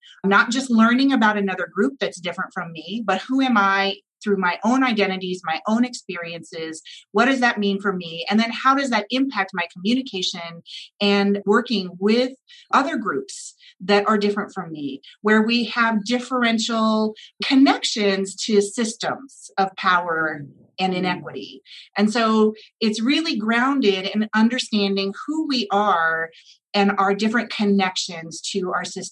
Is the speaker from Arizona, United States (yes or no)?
yes; Tucson, Arizona, United States; I actually was born in Tucson, Arizona. And I went to the University of Arizona. Here I got my degrees